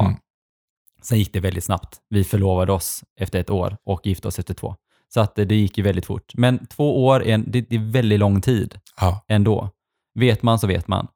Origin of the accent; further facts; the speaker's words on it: Sweden; also born or lived in Stavanger, Norway; när jag flyttade till Sverige när jag var liten